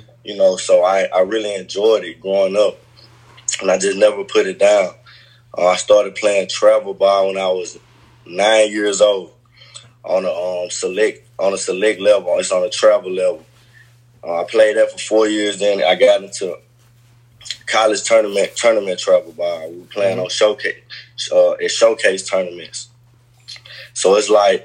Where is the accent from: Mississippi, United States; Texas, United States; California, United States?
Mississippi, United States; Hattiesburg; also born or lived in Vicksburg, Mississippi; I grew up in Hattiesburg, Mississippi